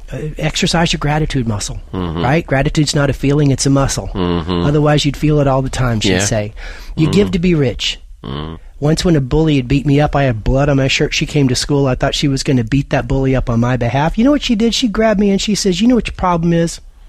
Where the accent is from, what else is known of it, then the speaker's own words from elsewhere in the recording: Lubbock, Texas, United States; born there; Well, I was born in Lubbock, Texas